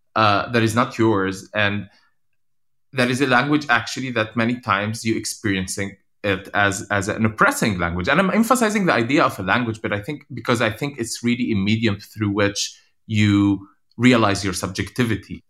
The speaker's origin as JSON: {"language": "English", "town": "Haifa", "region": "Haifa District", "country": "Israel", "tie": "born or raised there", "first_language": "Arabic", "second_language": "English", "said": "I grew up in Haifa"}